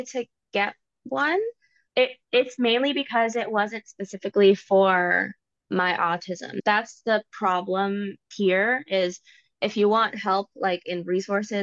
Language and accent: English; Virginia, United States; My family is Puerto Rican, but I was born in Virginia. So it's like where Washington, D.C. is. That's where I am